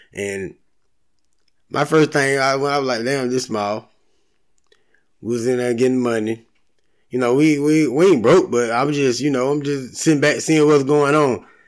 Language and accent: English; Valdosta, Georgia, United States; moved away; I'm from Valdosta, graduated. My family still stay down there